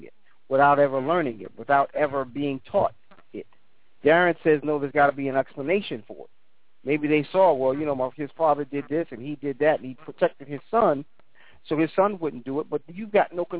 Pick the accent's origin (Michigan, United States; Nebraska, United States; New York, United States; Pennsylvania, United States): New York, United States; growing up in New York